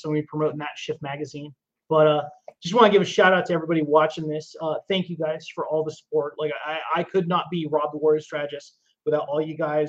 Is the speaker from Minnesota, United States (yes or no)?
no; Humboldt County, California, United States; now in San Diego, United States; So I've lived in both, but I was born and raised in California. I was born and raised in Humboldt County, which is a small logging town. But the funniest part is that I was actually raised around a lot of cowboys.